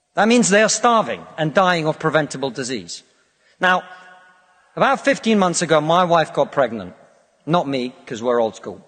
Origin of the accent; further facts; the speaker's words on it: Russia; now in United Kingdom; I come from Russia, which is not a poor country, it's a middle income country